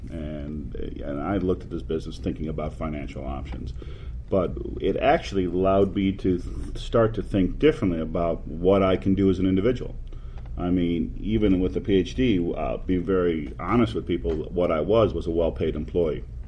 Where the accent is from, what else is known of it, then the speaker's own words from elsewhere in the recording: Detroit, Michigan, United States; moved away as an adult; also born or lived in Pittsburgh; now in Texas, United States; I grew up in the Detroit area